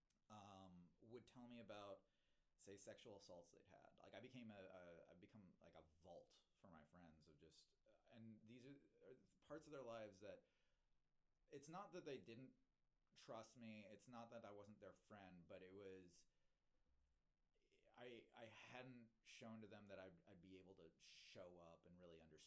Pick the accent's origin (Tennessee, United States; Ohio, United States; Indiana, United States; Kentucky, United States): Kentucky, United States; moved away; I grew up in Kentucky